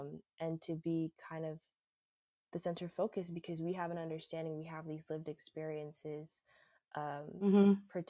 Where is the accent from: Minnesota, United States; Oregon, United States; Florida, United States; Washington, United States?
Florida, United States; South; I'm actually the daughter of Jamaican immigrants, and I grew up in South Florida